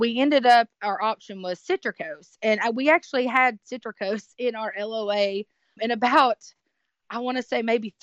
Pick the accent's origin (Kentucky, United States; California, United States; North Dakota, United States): Kentucky, United States; we are from Kentucky